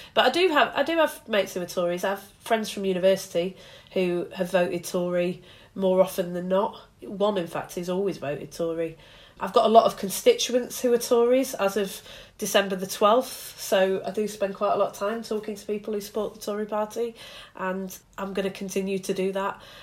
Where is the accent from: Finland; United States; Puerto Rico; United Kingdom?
United Kingdom; Bury, North West England; Alistair Burt, who was my MP growing up in Bury